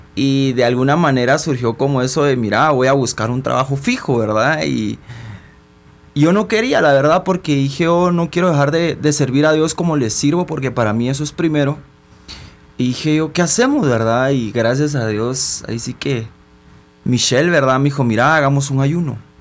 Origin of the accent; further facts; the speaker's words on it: Guatemala; soy una persona guatemalteca